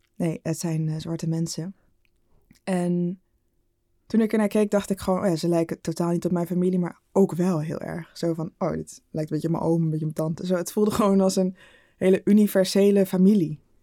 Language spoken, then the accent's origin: Dutch; Rotterdam, South Holland, Netherlands; moved away as an adult; also born or lived in Arnhem; now in Amsterdam, Netherlands; ik kom uit Rotterdam. Maar ik had vier jaar in Arnhem gestudeerd